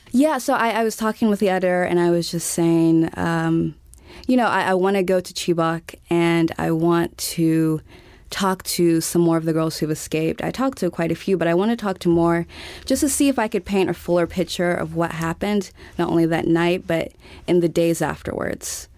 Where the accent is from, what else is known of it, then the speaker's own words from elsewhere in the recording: Montgomery, Alabama, United States; moved away as an adult; also born or lived in Texas / Uganda / Kenya / Nigeria; I was born in Texas and grew up in Alabama